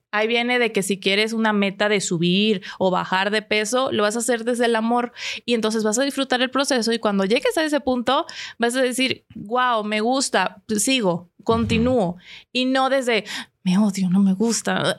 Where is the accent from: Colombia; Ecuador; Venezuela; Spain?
Venezuela; como soy venezolana